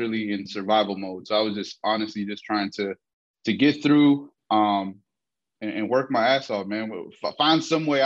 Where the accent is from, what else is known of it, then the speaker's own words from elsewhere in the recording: Detroit, Michigan, United States; moved away; also born or lived in Mexico; I spent most of my childhood in Detroit